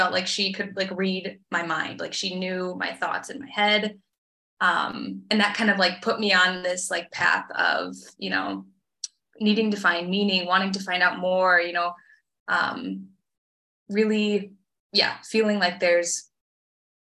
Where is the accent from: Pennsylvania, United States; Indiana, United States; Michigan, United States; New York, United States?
Michigan, United States; Petoskey; moved away as an adult; also born or lived in New Zealand; now in Austria; I'm originally from Petoskey, originally from a small town in Michigan.